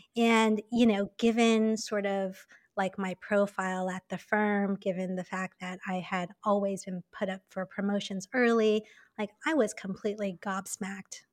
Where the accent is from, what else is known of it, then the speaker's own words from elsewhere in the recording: Taipei, Taiwan; moved away as an adult; also born or lived in New York / Hong Kong; I was born and raised in Taipei